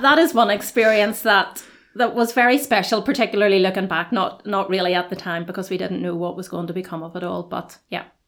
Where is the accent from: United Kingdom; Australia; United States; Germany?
United Kingdom; Belfast, Northern Ireland; moved away as an adult; now in Dungannon, United Kingdom; I am originally from Belfast.